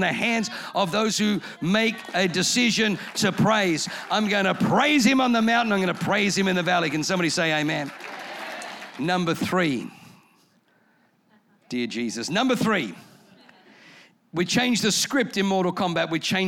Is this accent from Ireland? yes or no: no; Australia; first language German; English is a second language; also born or lived in Germany; I moved to Australia from Germany when I was 3